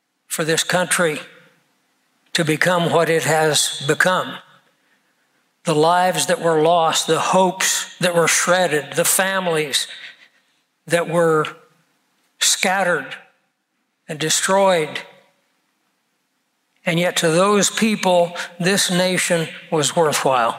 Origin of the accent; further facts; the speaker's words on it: United States; as an American